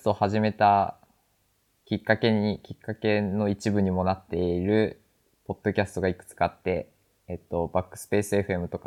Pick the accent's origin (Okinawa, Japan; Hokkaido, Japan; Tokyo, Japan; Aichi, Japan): Hokkaido, Japan; 北海道出身なんですよ。